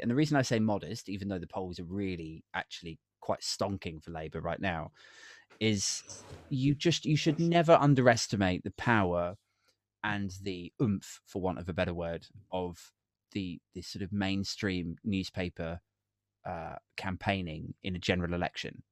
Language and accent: English; Maidenhead, South East England, United Kingdom; Maidenhead, which is my hometown